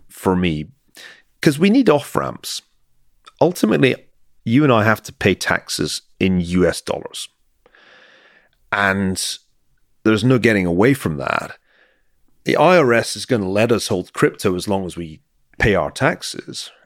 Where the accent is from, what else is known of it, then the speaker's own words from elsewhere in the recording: Glasgow, Scotland, United Kingdom; accent: Scottish; moved away; I come from Glasgow